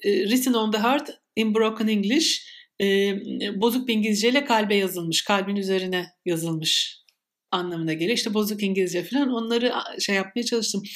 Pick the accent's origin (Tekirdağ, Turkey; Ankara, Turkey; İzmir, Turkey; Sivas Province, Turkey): İzmir, Turkey; her İzmirli gibi